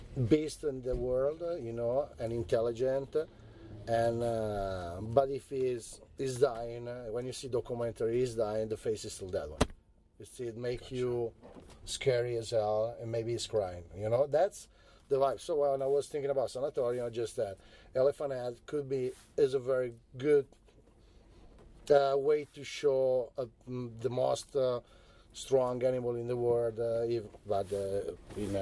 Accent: Italy; We grew up in Italy with the Japanese cartoons

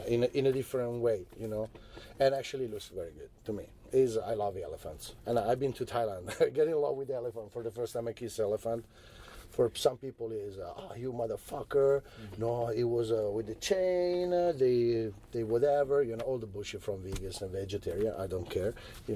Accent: Italy; We grew up in Italy with the Japanese cartoons

